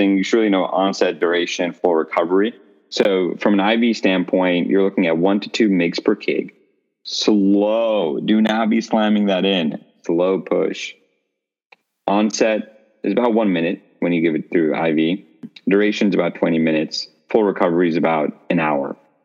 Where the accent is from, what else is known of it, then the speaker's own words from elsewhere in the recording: India; moved away; I'm from India.